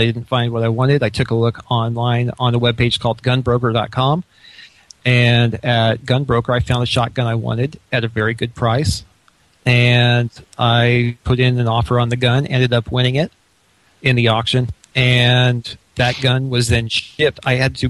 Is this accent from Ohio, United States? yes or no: no; Illinois, United States; moved away; I was born and raised in Illinois